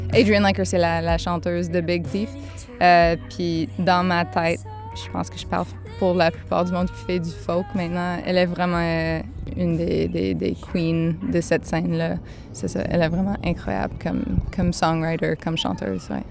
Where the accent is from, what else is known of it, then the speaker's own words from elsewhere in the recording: Gaspésie, Quebec, Canada; accent: Gaspé anglophone accent; moved away as an adult; now in Montreal, Canada; Maintenant, j'habite à Montréal, mais je viens de la Gaspésie